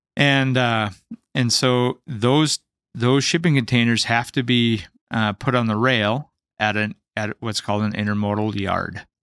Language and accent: English; North Dakota, United States; also born or lived in Seattle, Washington